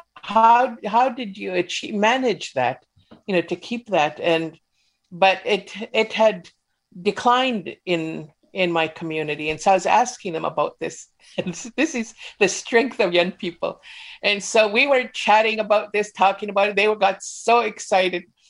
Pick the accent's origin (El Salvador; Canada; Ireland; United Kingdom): Canada; Mount Currie, British Columbia; I was growing up in Mount Curry